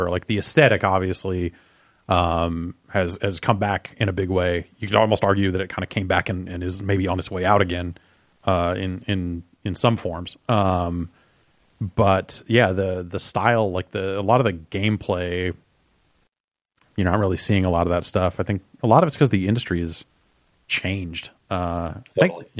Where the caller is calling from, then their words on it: Seattle, Washington, United States; from Seattle.